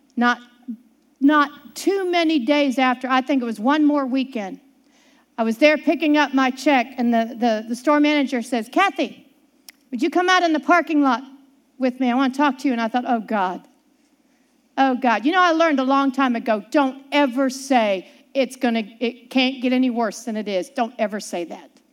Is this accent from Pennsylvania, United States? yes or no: yes; Pittsburgh, Pennsylvania, United States; growing up in Pittsburgh, Pennsylvania